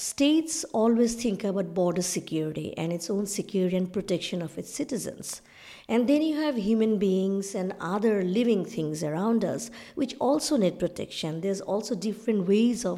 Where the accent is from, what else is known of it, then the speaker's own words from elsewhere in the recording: Bangladesh; I come from South Asia, from Bangladesh, but our family is a partition family